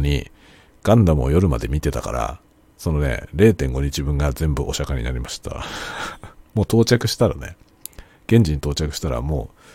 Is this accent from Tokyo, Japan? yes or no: yes; Tokyo, Japan; moved away; 僕の実家は東京都にあるんで、まあ、東京都のあの23区じゃない、えー、外ですね